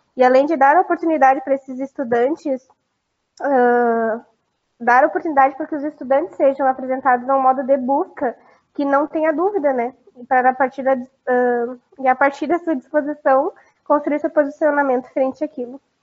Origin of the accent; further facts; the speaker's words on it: Foz do Iguaçu, Paraná, Brazil; a minha cidade natal é a oitava maravilha natural do mundo, que tem as cataratas do Iguaçu